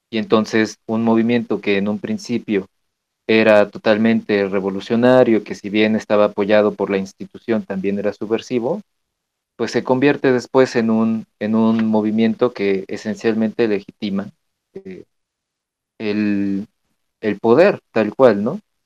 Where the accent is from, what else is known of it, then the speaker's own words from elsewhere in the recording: Mexico; como mexicanos tenemos que conocer nuestro arte